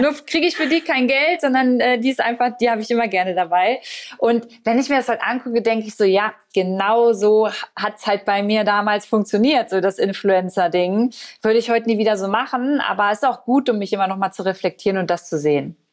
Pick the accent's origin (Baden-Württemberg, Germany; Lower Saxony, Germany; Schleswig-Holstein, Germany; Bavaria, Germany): Lower Saxony, Germany; Braunschweig; moved away; ich habe damals in Braunschweig in meiner Heimat gelebt